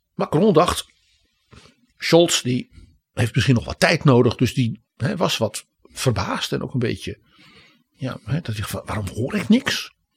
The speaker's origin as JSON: {"language": "Dutch", "country": "Netherlands"}